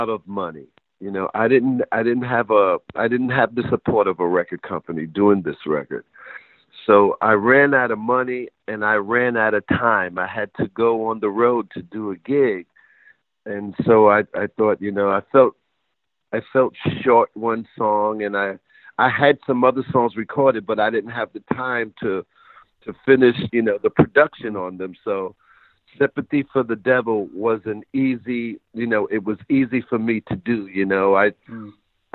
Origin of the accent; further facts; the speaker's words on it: New York City, New York, United States; when I was growing up in Queensbridge Projects